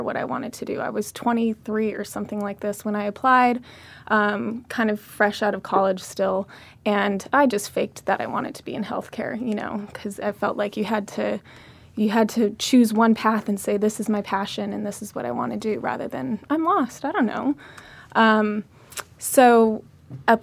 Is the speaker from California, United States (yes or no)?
yes; Orange County, California, United States; moved away as an adult; also born or lived in Berkeley, California / New York; I grew up in Orange County and I got my undergrad up north at Berkeley